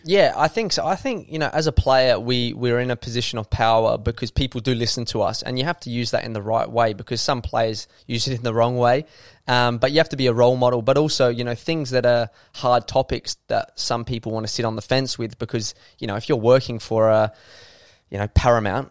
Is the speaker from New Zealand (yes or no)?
no; Adelaide, South Australia, Australia; I love it here. I was captain of the club. This is my hometown